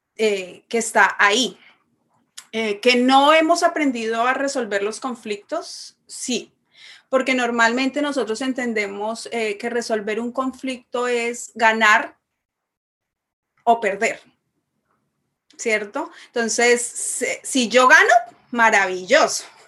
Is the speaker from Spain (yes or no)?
no; Bogotá, Colombia; moved away; soy de Bogotá, Colombia.